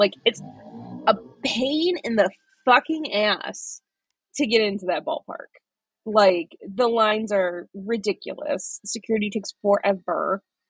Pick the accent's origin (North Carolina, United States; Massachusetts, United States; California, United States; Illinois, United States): Illinois, United States; Chicago; I'm from Chicago. My husband and I are just visiting.